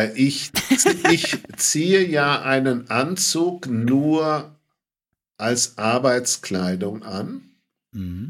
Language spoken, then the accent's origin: German; Bad Brückenau, Bavaria, Germany; Aufgewachsen in Bad Brückenau